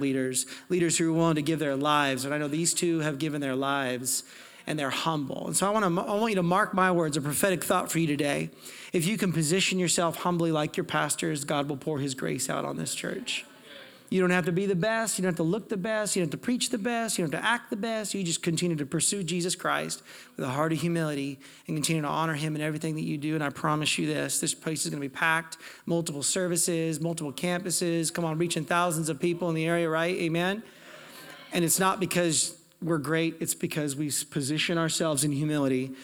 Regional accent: Portland, Oregon, United States; now in Calgary, Canada; I'm from Portland, Oregon. I'm American.

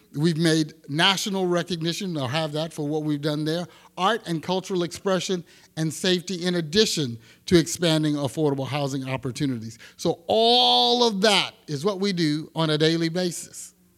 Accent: Texas, United States; now in Sacramento, United States; I'm from Texas, and my grandparents, uh, had a small farm

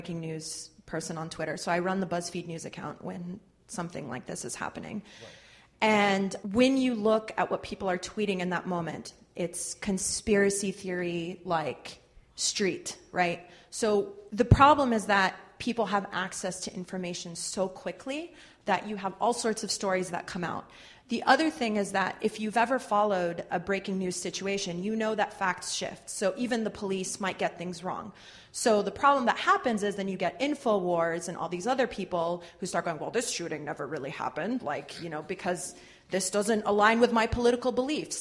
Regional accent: North Carolina, United States; moved away; also born or lived in London; I grew up in North Carolina

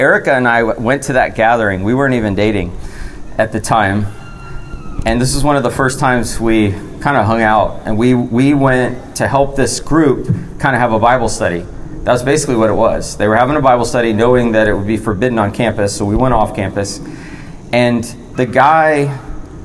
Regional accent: United States; also born or lived in Florida / Georgia; now in North Carolina, United States; I grew up in Florida and Georgia

